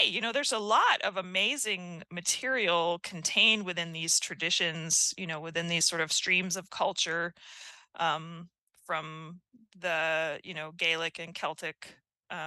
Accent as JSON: {"language": "English", "country": "United States", "said": "as an American"}